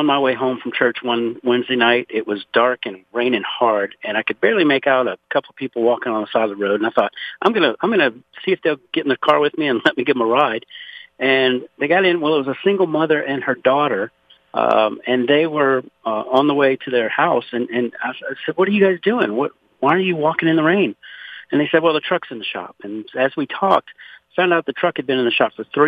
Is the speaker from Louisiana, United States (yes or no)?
yes; Pointe-à-la-Hache, Louisiana, United States; born or raised there; now in Conroe, United States